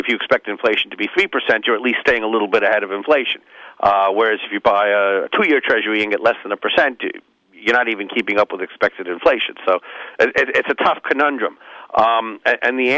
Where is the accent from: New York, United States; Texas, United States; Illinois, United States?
New York, United States; I'm from New York